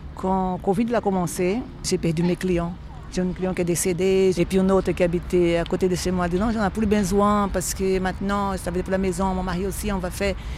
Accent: Northeast Region, Brazil; French is a second language; moved away as an adult; now in Switzerland; je suis née au nord-est du Brésil, où j'ai grandi, j'ai passé toute ma vie. Je suis arrivée ici, j'avais 38 ans

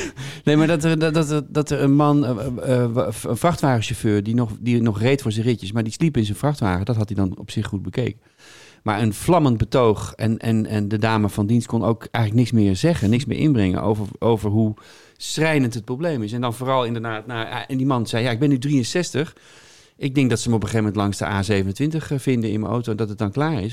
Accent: Hilversum, North Holland, Netherlands; also born or lived in Amsterdam; now in Bussum, Netherlands; ik woon in Bussum en ik ben opgegroeid in Hilversum.

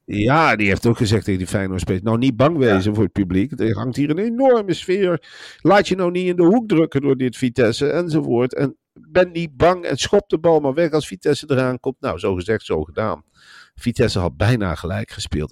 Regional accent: Gelderland, Netherlands; ik ben een Gelderlander

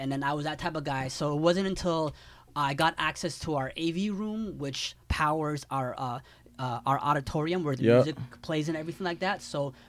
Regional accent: London, Ontario, Canada; now in Toronto, Canada; I'm from London, Ontario. So when I grew up in London, there wasn't good hip-hop music playing on the radio.

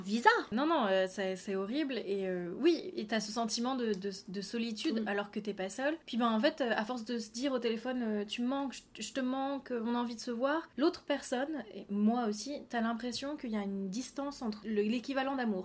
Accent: France; moved away as an adult; now in South Korea; j'ai 25 ans. Je suis française et j'habite en Corée.

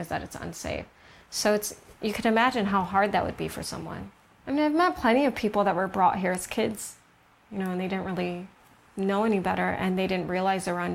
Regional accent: United States; now in Los Angeles, United States; I'm American. I had the luck of being born here

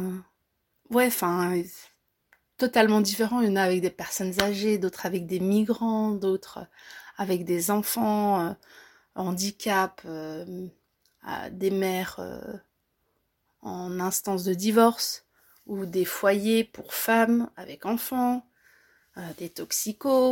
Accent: Belgium; Mes parents sont d'origine marocaine, euh, mais je suis belge, moi. Moi, je suis née en Belgique

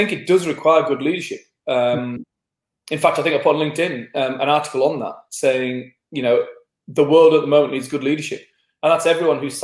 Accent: England, United Kingdom; being English

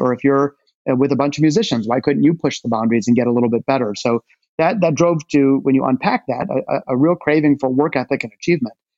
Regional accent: Detroit, Michigan, United States; my hometown of Detroit. Uh, I was born in the city, not the suburbs

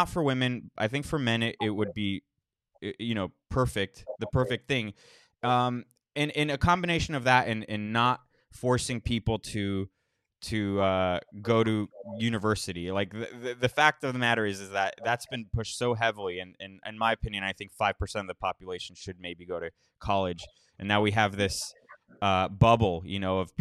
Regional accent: South Florida, United States; I grew up in South Florida, with a well-off family

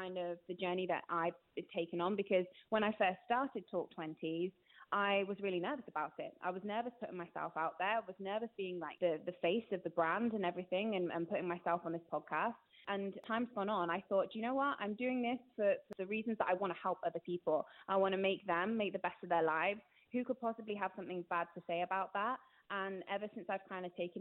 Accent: Gloucestershire, South West England, United Kingdom; moved away as an adult; now in North West England, United Kingdom; I've moved to the Northwest. I'm originally from Gloucestershire.

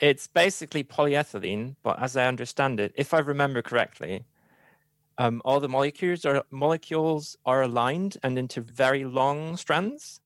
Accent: Hamburg, Germany; English is a second language; moved away; originally, I'm from Hamburg

